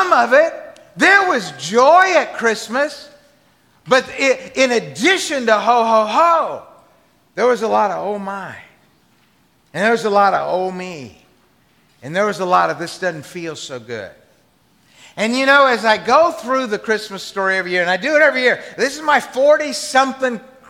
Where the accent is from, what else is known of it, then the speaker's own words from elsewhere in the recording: the South, United States; I grew up in the South